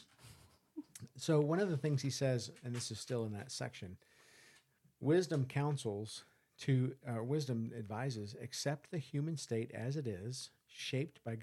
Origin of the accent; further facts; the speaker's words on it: United States; I'm an American